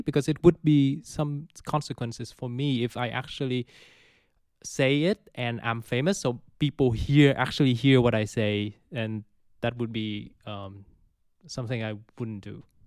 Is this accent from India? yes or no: no; Vietnam; now in Netherlands; I'm from Vietnam